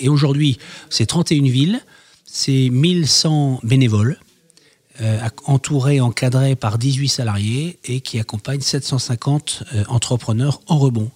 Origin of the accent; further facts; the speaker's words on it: Roubaix, Hauts-de-France, France; also born or lived in Canada; Je suis né à Roubaix